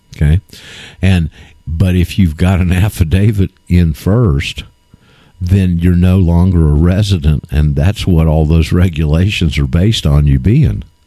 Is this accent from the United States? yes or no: yes; Florida, United States; my hometown uh, in Florida